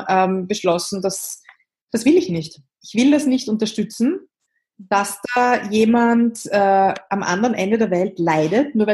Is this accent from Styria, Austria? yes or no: no; Vienna, Austria; ich komme aus Wien, das hört man auch.